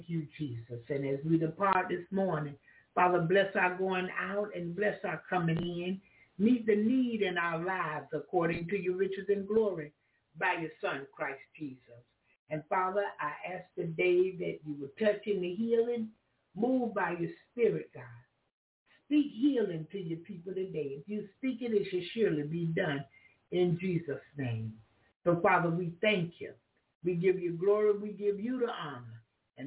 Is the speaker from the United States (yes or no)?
yes; the South, United States; I'm from the South